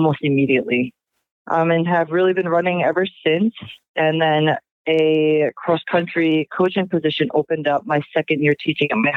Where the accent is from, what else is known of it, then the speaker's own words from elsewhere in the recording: Long Island, New York, United States; I grew up on Long Island